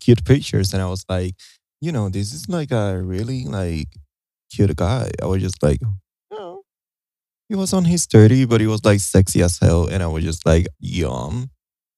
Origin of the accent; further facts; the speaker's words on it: Puerto Rico; moved away as an adult; also born or lived in New Jersey; now in United States; because I was raised in Puerto Rico, you know, I was born in Jersey, but I was raised in Puerto Rico.